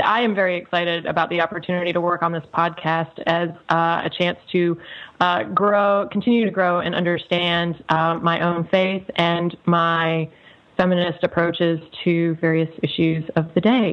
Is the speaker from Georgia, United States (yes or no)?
yes; Atlanta, Georgia, United States; now in High Point, United States; I am originally from Atlanta, Georgia. I am currently in High Point, North Carolina